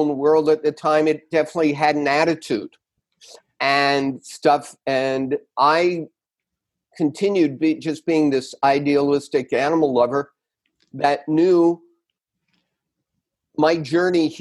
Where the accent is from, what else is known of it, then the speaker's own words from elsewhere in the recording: New York City, New York, United States; moved away; also born or lived in Connecticut; I grew up in New York